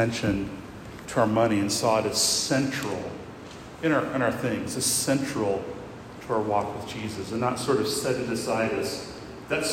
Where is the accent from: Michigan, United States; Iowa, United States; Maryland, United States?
Iowa, United States; now in Lexington, United States; I grew up in Iowa